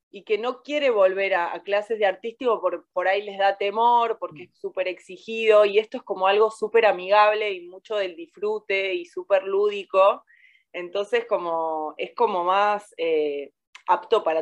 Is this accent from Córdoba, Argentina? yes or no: yes; Córdoba, Argentina; Por ahí de, adolescente yo soy de Córdoba y me, vestía súper disfrazada